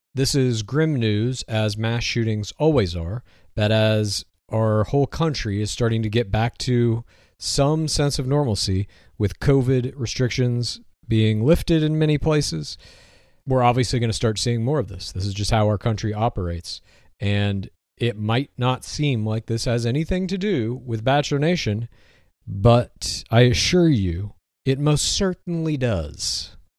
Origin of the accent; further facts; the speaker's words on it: Texas, United States; moved away; I grew up in Texas, eighteen years old